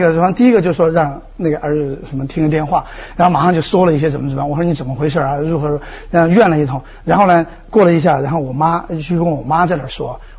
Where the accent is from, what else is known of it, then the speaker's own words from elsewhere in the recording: Dujiangyan, Shifang, Deyang area, Sichuan, China; moved away; 因为这些地方我都特别熟，因为小的时候也在那儿